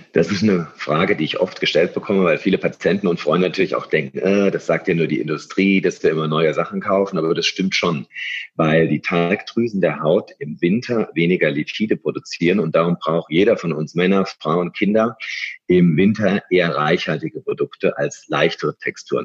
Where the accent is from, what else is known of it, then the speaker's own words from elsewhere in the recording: Germany; also born or lived in Munich / London; wir Deutsche